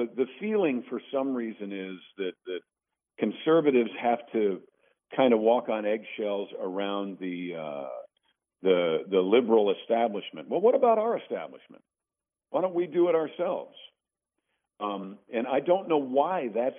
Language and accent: English; Mount Kisco, New York, United States; moved away; I'm a recovering Yankee. I'm from Mount Kisco, New York